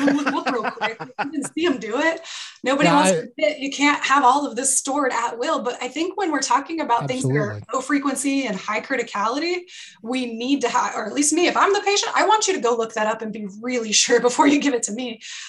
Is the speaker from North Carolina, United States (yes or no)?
yes; North Carolina, United States; because I did my EMT school in Mexico City, which was a whole new challenge for me because I am from North Carolina.